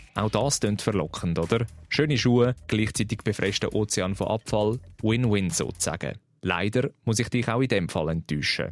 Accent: Switzerland; bei uns in der Schweiz

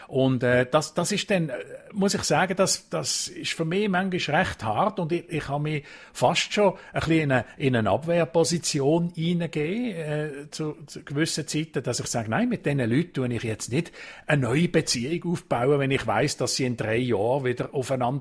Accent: Switzerland; Kompromiss und Diskussionen, so wie bei uns in der Schweiz, das gibt es wirklich ganz, ganz selten bis gar nie.

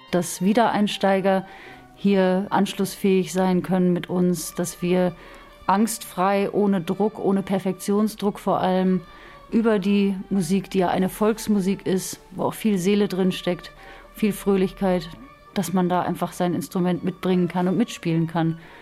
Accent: France; also born or lived in Austria / Alsace; now in Basel, Switzerland; Ich bin ja Französin. Aber dadurch, dass ich fast die Hälfte meines Lebens in, in Österreich verbracht habe

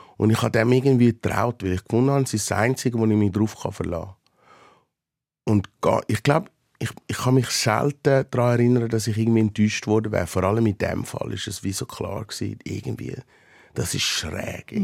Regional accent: Switzerland; in meiner Heimat

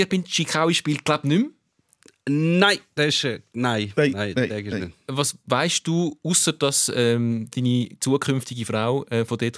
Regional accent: Italy; Als Italiener ist es einfacher.

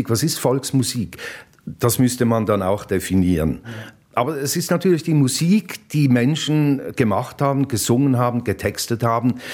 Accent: Basel, Basel-Stadt, Switzerland; also born or lived in Zürich; Ja, die ersten Erinnerungen sind an einen äh, Umzugswagen von Zürich nach Basel. Das ist ja mein Geheimnis, dass ich in Zürich auf die Welt kam. Aber ich kann mich eigentlich nur an den Umzugswagen erinnern nach Basel.

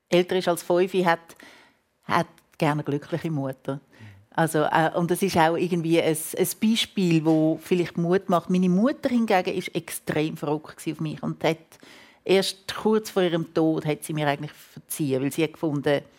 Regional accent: Switzerland; Und ich aber so als, als Schweizerin, ich habe so das Gefühl, müssen doch, die müssen sich doch freuen, wenn ich komme.

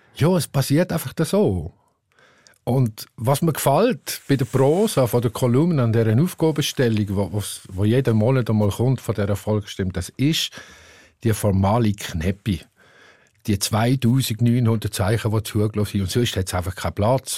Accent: Upper Basel-Landschaft, Switzerland; accent: Oberbaselbieter Mundart; singe ich meine Lieder alle in meiner Oberbaselbieter Mundart

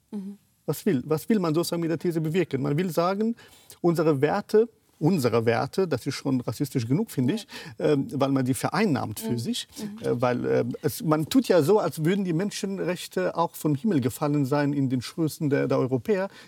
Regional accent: Kabul, Afghanistan; Ich bin in Afghanistan aufgewachsen, 13 Jahre alt war ich in Kabul, ich bin zur Schule gegangen.

